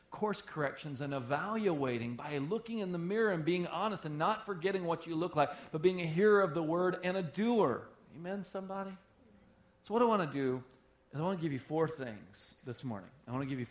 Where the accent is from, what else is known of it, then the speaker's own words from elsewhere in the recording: the South, United States; moved away; I'm from the South